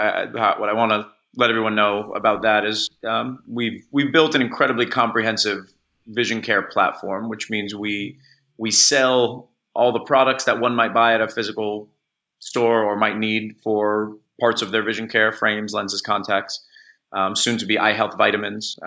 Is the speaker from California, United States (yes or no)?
yes; Los Angeles, California, United States; I'm from Los Angeles. My family's still here.